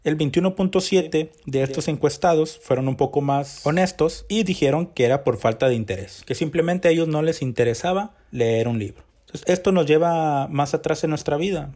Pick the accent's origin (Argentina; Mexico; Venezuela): Mexico; los mexicanos tenemos un promedio de lectura de 3.3 libros al año